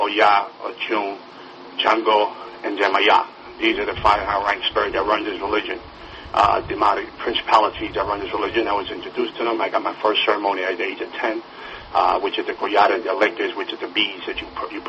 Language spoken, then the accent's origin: English; New York City, New York, United States; we moved to the Bronx, and we grew up in the Bronx